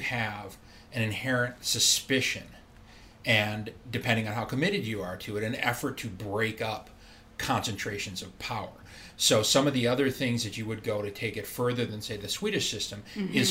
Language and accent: English; Middleton, Wisconsin, United States; I grew up in Wisconsin. I went to a school outside of Madison, Middleton, Wisconsin